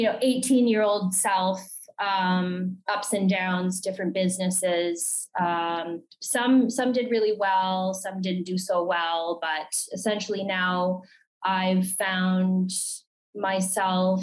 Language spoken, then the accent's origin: English; Calgary, Alberta, Canada; I'm from Calgary, Alberta.